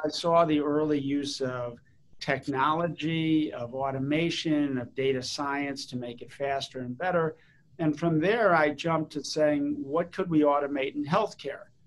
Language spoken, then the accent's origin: English; East Coast of the United States, United States; also born or lived in St. Louis / Chicago / New Jersey / Washington D.C.; initially, the family was from the Midwest, from St. Louis and Chicago, and then when I was in fourth grade, we moved to the East Coast.